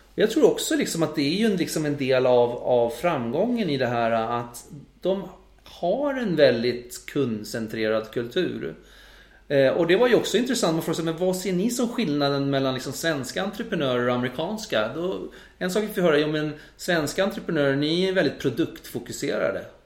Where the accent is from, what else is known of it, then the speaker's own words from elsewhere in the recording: Sweden; som svensk